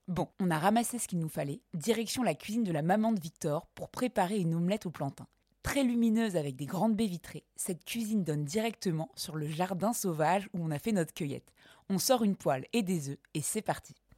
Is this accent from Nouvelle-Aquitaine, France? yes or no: yes; Creuse, Nouvelle-Aquitaine, France; j'ai grandi en Creuse, il y avait du plantain un peu partout